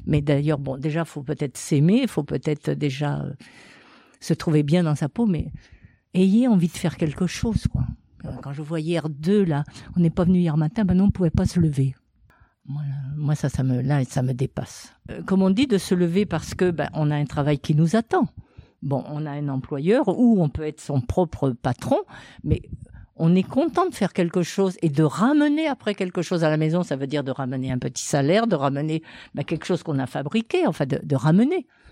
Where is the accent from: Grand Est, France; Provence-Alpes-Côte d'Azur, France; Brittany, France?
Brittany, France; Redon; moved away as an adult; also born or lived in Vendée / Montpellier / Nîmes; moi, je suis partie de Redon parce que j'avais un mari dans la banque